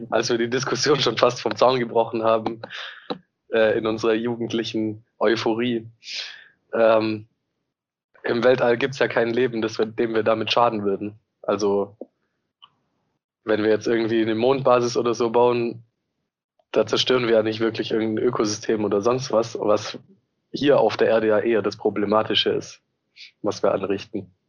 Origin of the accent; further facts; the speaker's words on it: Southern Germany, Germany; now in Hamburg, Germany; Ich komme eigentlich auch aus der Ecke Süddeutschland. Äh, wohne aber jetzt seit oh Gott, fünf Jahren, fünfeinhalb Jahren in Hamburg.